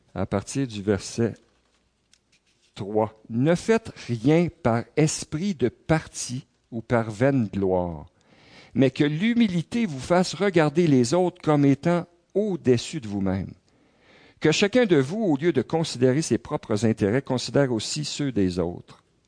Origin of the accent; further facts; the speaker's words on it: Quebec, Canada; en tant que Québécois, en tant que Canadien